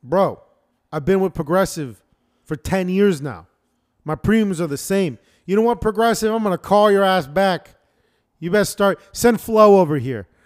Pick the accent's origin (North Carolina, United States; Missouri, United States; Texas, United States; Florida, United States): Florida, United States; also born or lived in Michigan; now in Washington, United States; I'm from Freedom Land